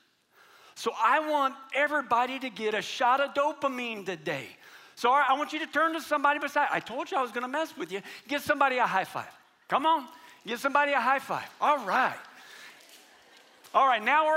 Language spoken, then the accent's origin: English; United States; especially for us as American Christians